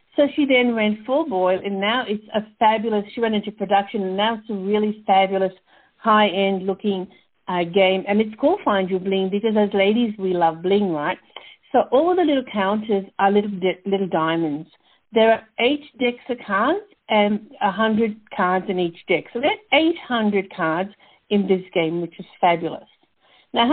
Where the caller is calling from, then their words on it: Canberra, Australian Capital Territory, Australia; So I'm calling from Canberra, which is the capital of Australia. It's sort of between Melbourne and Sydney